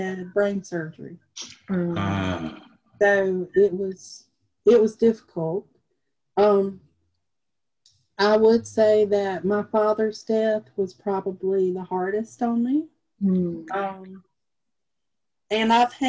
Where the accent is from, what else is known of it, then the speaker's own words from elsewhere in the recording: Lake City, South Carolina, United States; now in Florence, United States; Grew up in the tiny town of Lake City.